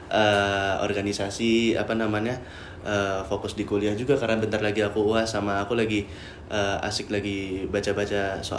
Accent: Jakarta, Indonesia; Uh, angkatan 2021 asalku dari Jakarta.

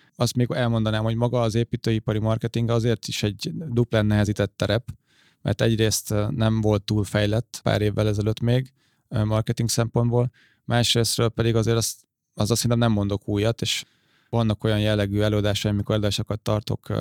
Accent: Székesfehérvár, Fejér, Hungary; én még Székesfehérvári vagyok

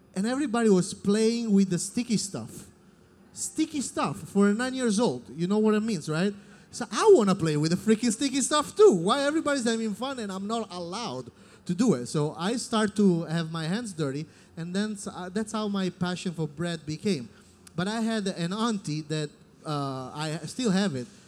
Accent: Naples, Campania, Italy; English is a second language; moved away as an adult; also born or lived in Caserta; now in Los Angeles, United States; I'm from Naples

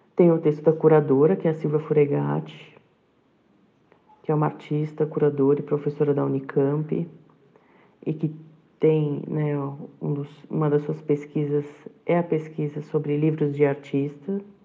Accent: São Paulo, Brazil; moved away as an adult; now in Cabreúva, Brazil; eu sou de São Paulo e eu me mudei para a cidade de Cabreúva em 2014

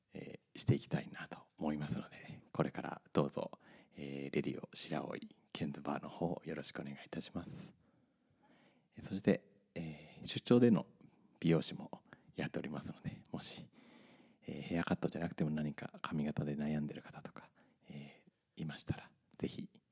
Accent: Fukaya, Saitama, Japan; moved away as an adult; also born or lived in Tokyo / Okinawa / Canada; now in Shiraoi, Japan; 埼玉県の深谷市というところで生まれましたネギと渋沢栄一の生誕の地と言われてる場所でガリガリ君ができた赤城乳業もあったりする町でございますそこで18まで育ちまして

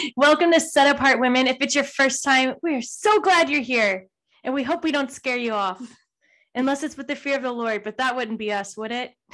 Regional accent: Texas, United States; we grew up in Texas

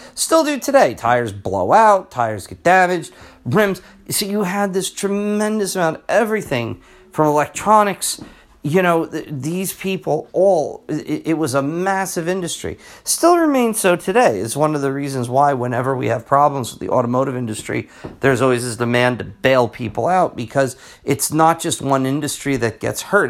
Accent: New Jersey, United States; I'm from New Jersey

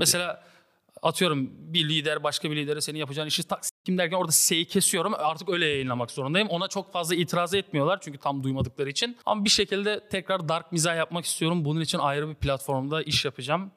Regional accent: Siirt, Siirt Province, Turkey; Siirtliyim bu arada arkadaşlar. Afgan diyorlar, Afgan değilim ben.

